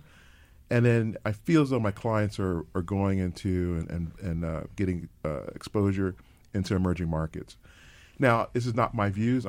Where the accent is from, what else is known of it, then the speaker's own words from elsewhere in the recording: Philadelphia, Pennsylvania, United States; I am a born and bred in Philadelphia